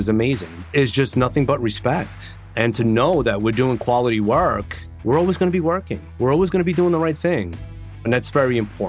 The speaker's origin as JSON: {"language": "English", "town": "Long Island", "region": "New York", "country": "United States", "said": "I'm from Long Island."}